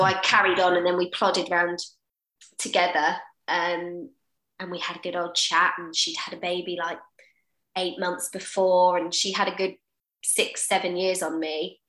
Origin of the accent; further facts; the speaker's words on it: Portsmouth, South East England, United Kingdom; moved away as an adult; I was born in Portsmouth. So I am Portsmouth born and bred.